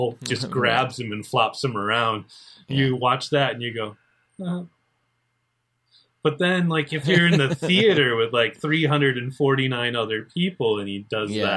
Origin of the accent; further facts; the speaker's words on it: Muskegon, Michigan, United States; as a child, I grew up in Muskegon